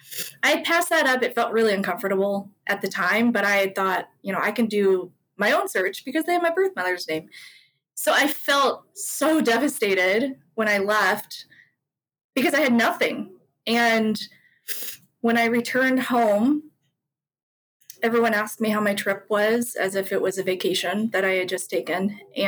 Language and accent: English; Guri, Gyeonggi Province, South Korea; born there; I went to my hometown, which was Guri. I can't even say it right.